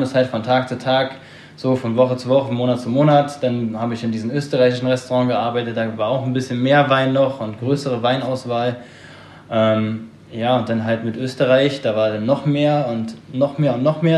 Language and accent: German; Berlin, Germany; moved away as an adult; komme gebürtig aus Berlin, hab da meine Ausbildung gemacht